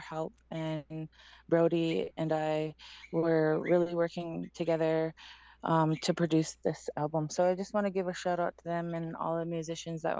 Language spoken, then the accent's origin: English; Six Nations Reserve, Ontario, Canada; I am from Six Nations Reserve